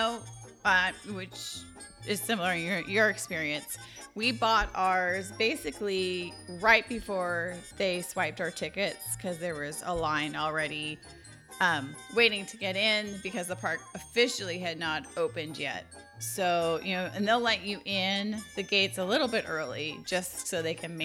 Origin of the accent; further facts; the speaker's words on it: California, United States; accent: California; now in Texas, United States; I did grow up there, so there is. I have a California accent.